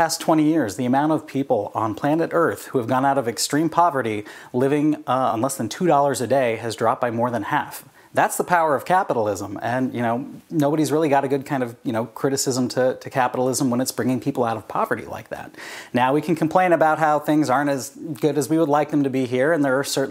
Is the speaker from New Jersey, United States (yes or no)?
no; California, United States; I grew up in California